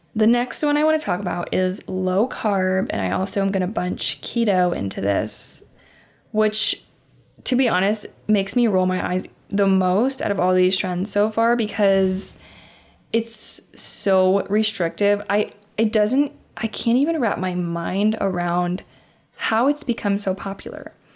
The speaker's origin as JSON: {"language": "English", "region": "Indiana", "country": "United States", "said": "I am from Indiana"}